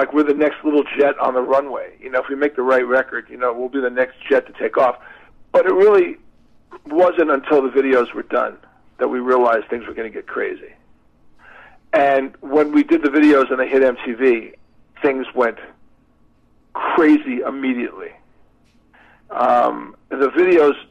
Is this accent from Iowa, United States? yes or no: no; New York, United States; we're all from New York